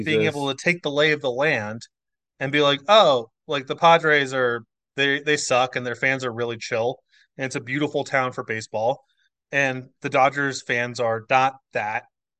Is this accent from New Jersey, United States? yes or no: yes; Flagstaff, New Jersey, United States; moved away; also born or lived in San Diego, California; I grew up in rural New Jersey.